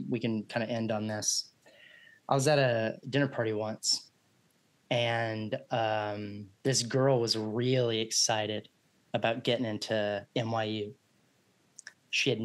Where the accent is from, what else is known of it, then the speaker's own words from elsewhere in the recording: Texas, United States; now in Los Angeles, United States; We're from Texas